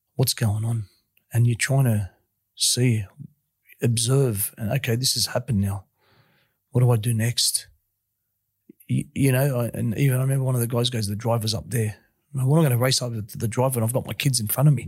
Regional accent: Sydney, New South Wales, Australia; I grew up in Western Sydney, sort of a bit of a rough place at the time.

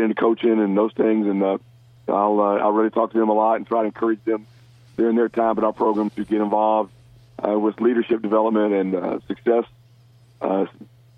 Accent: Memphis, Tennessee, United States; moved away; my hometown of Memphis

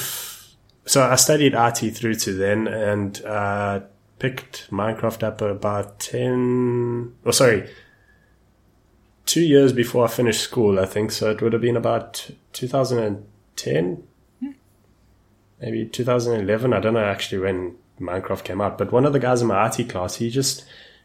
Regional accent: South Africa; I'm from South Africa

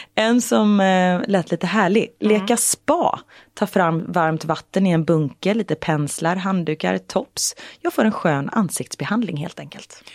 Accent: Gothenburg, Västra Götaland, Sweden; jag från Göteborg

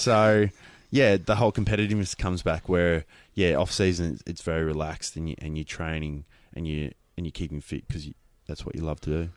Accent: Queensland, Australia; Being a Queenslander, I didn't, um, grow up playing football, so I, I played rugby league

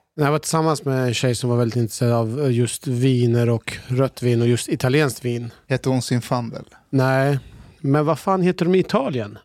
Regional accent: Shiraz, Fars, Iran; now in Sweden; jag är ju född i Shiraz

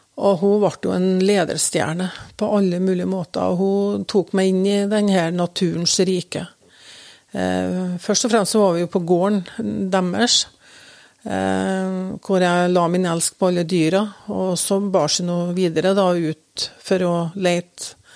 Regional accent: Røyrvik, Trøndelag, Norway; also born or lived in Oslo; far og jeg vi kom jo til Røyrvik fra Oslo

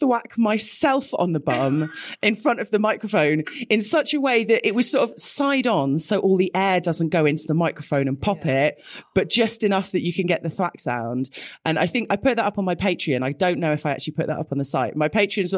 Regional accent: United Kingdom; we're both British

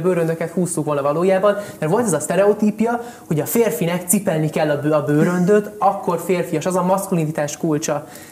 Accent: Hungary; also born or lived in Italy; Egy szuper Magyarországon, egy nagyon szuper német tanárom volt

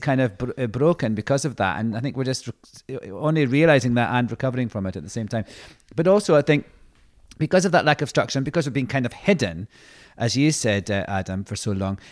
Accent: Scotland, United Kingdom; being Scottish

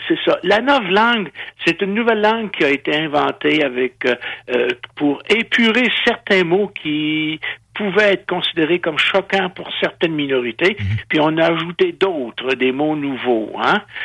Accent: Giffard, Quebec, Canada; j'ai été élevé à Giffard, pas loin de l'hôpital Saint-Michel-Archange

